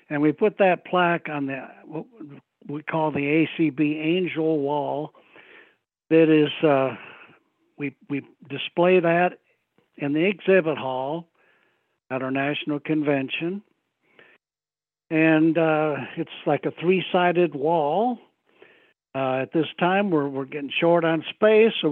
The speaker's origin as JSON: {"language": "English", "town": "Kalamazoo", "region": "Michigan", "country": "United States", "tie": "born or raised there", "said": "I'm originally from Michigan."}